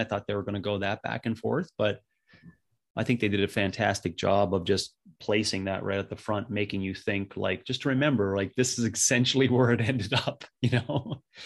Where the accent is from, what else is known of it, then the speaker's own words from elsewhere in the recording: Northern Canada, Canada; being a young kid growing up in Northern Canada